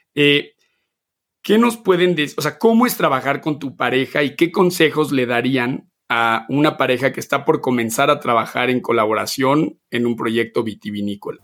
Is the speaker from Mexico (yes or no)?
yes; Mexico; moved away as an adult; yo nací, crecí en México hasta los 19 años